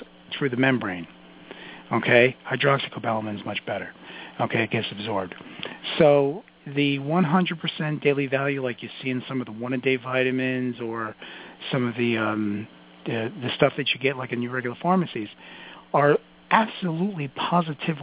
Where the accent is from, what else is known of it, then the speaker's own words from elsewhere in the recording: New York City, New York, United States; I'm from Brooklyn. I talk fast.